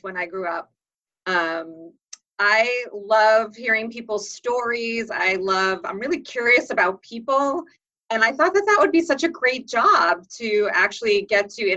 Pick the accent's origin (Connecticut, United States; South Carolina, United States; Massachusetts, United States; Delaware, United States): Massachusetts, United States; suburbs of Boston; also born or lived in Wellesley, Massachusetts / Dover, Massachusetts; grew up in the suburbs of Boston. I was born in Wellesley, and then I moved to Dover when I was sixth grade